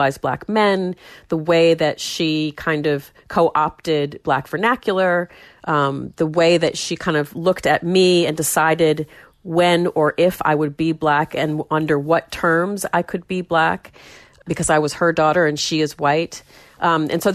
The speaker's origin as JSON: {"language": "English", "town": "Warner", "region": "New Hampshire", "country": "United States", "tie": "born or raised there", "said": "growing up in Warner and in that family"}